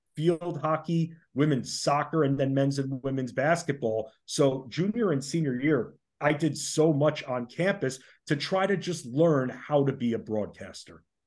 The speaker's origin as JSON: {"language": "English", "town": "Oyster Bay", "region": "New York", "country": "United States", "tie": "born or raised there", "moved": "as an adult", "lives_now": "Washington, D.C., United States", "said": "originally I'm from Oyster Bay on Long Island, so lived up in New York"}